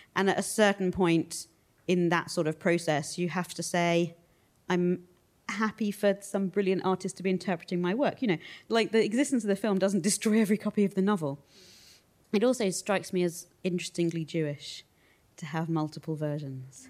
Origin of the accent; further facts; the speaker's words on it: United Kingdom; we're British